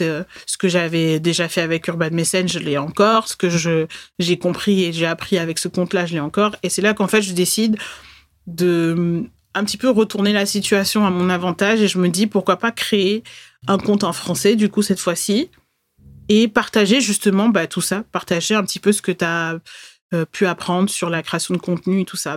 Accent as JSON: {"language": "French", "town": "Bordeaux", "region": "Nouvelle-Aquitaine", "country": "France", "tie": "born or raised there", "said": "Je suis née à Bordeaux"}